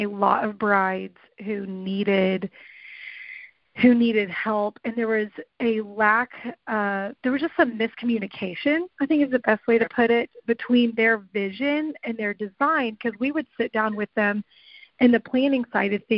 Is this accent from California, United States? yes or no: no; Tulsa, Oklahoma, United States; also born or lived in Key West, Florida; we actually moved here when I was really little, and I don't even really remember Florida. But so I was raised here in Tulsa, Oklahoma